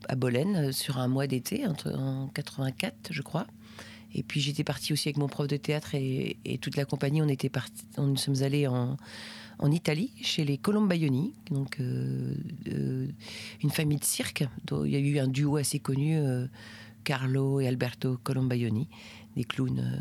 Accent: Brittany, France; j'ai grandi euh, en Bretagne.

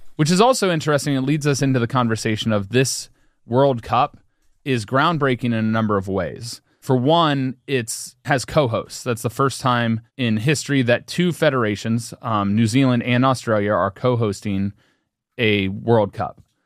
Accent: Cincinnati, Ohio, United States; I was born in Cincinnati

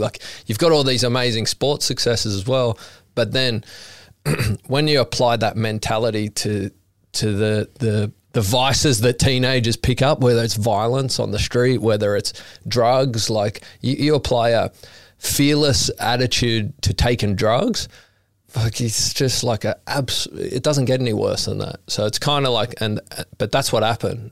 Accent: Sydney, New South Wales, Australia; growing up in Maroubra, I, I grew up with Kobe Aberdeen.

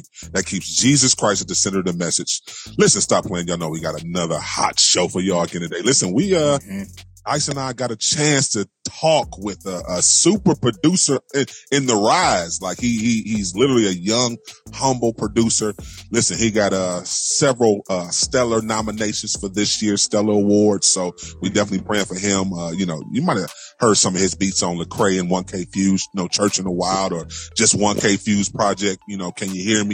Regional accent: Cleveland, Ohio, United States; born or raised there

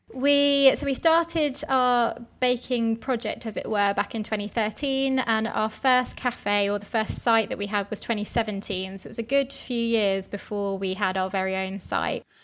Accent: London, United Kingdom; I grew up in South London, so not too far from where I work now. I've always been a Londoner.

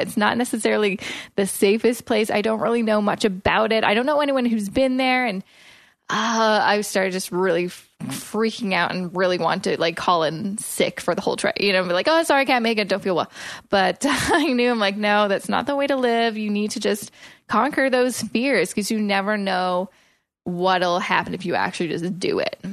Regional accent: Coquitlam, British Columbia, Canada; moved away as an adult; now in Toronto, Canada; moving from my hometown of Coquitlam

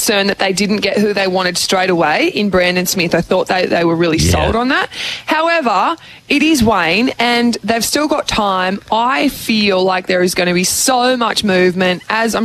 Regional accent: Australia; I usually go in pretty confident as an Aussie

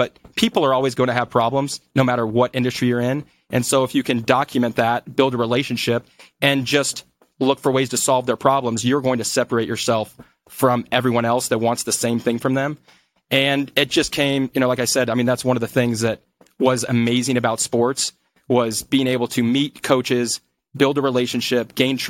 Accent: Colombia; because I was from Colombia, I was able to introduce them and get them discounts on their hotels

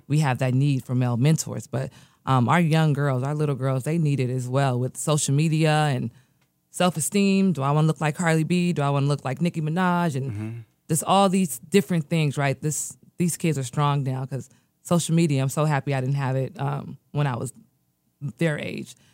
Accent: United States; also born or lived in Nigeria; I was born in America. Um, four days later, my parents moved back to Nigeria

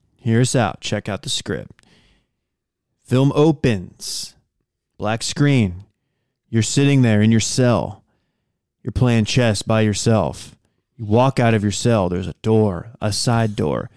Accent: Texas, United States; I was from Texas

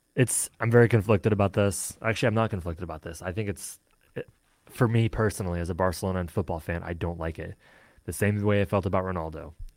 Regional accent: Michigan, United States; I am from Michigan

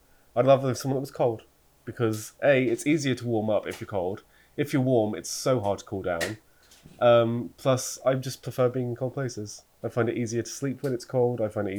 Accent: Luton, East of England, United Kingdom; And obviously I'm from Luton.

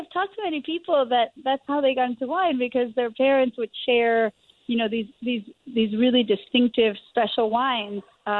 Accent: Argentina; Yes, I was born in Argentina, and I was born to a multi-generation wine family.

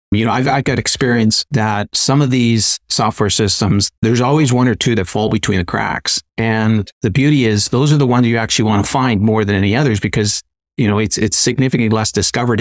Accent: Canada; being Canadian

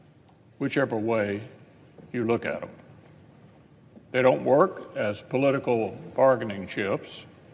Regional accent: Kentucky, United States; the nearly 46,000 service members and 22,000 civilian workers in my home state of Kentucky who earn federal government paychecks

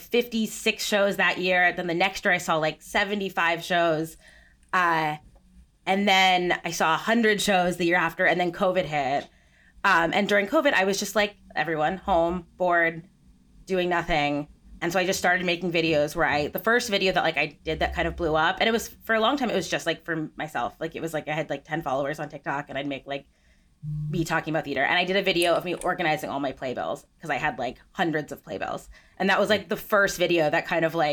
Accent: United States; I grew up about 45 minutes outside of New York City

